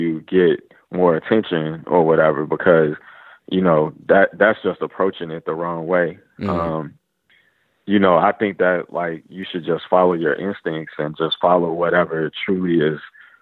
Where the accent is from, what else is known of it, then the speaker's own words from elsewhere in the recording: Chicago, Illinois, United States; I grew up in Chicago on the South Side